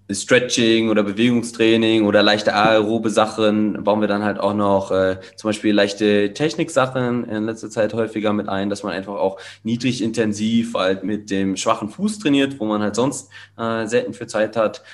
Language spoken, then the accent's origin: German; Kassel, Hesse, Germany; also born or lived in Cologne, Germany; now in Salzburg, Austria; geboren in Kassel, achtundzwanzig Jahre